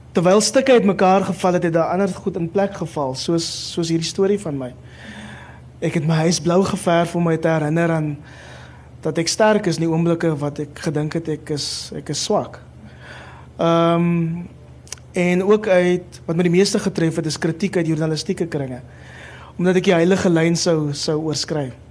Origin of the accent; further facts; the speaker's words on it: Cape Town, Western Cape, South Africa; also born or lived in Kraaifontein; ek het in Mitchells Plain groot geword